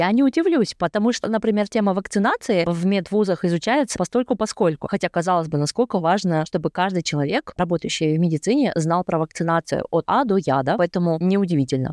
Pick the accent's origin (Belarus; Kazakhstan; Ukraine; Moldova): Kazakhstan; moved away; Я родом из Казахстана и сейчас работаю физиком-теоретиком по немецкой индустрии